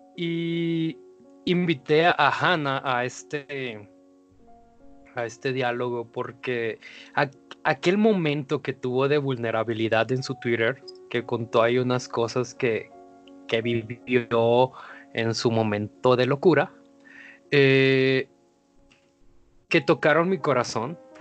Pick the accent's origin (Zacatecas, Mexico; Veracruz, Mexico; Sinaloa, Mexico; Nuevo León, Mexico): Sinaloa, Mexico; Mazatlán; Como embajador de la cultura mazatleca